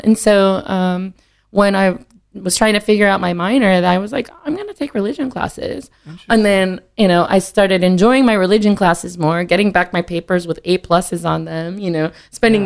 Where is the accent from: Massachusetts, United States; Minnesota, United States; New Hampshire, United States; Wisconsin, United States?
Wisconsin, United States; Green Bay; moved away as an adult; also born or lived in Mexico, Missouri; I was born in Missouri, but then we moved back to Wisconsin when I was in uh, kindergarten